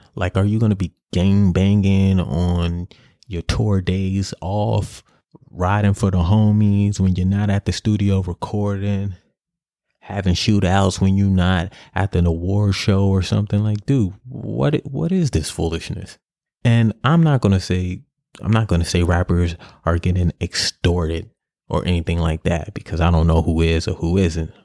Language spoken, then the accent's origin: English; New York City, New York, United States; In my project, I grew up in Grant, Grant Housen on the west side of Harlem.